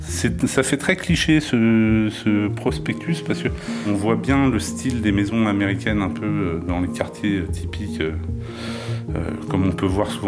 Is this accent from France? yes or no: yes; Nanterre, Île-de-France, France; born there; Moi, je suis né à Nanterre. Donc après, j'ai habité un peu partout en France.